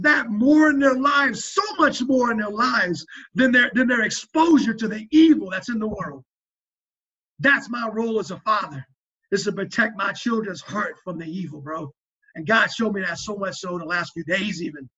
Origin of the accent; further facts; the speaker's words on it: South Louisiana, United States; moved away; I'm a Cajun